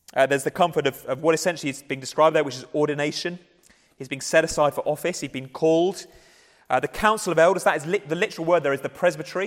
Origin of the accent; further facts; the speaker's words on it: England, United Kingdom; we're English